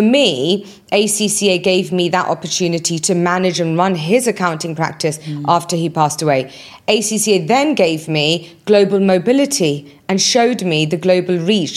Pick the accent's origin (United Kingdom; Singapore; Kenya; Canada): United Kingdom; moved away as an adult; also born or lived in Birmingham; now in United Arab Emirates; I was born and raised in the UK